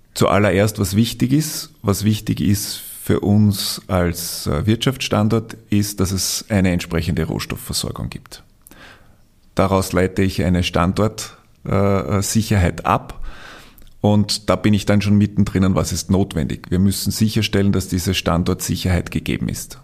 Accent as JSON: {"language": "German", "country": "Austria", "said": "wir als Österreicher"}